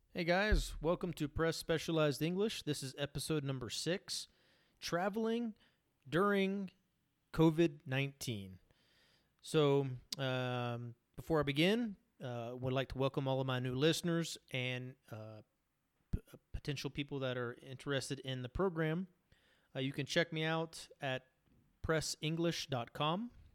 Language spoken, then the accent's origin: English; United States; now in Colombia; to my home country in the United States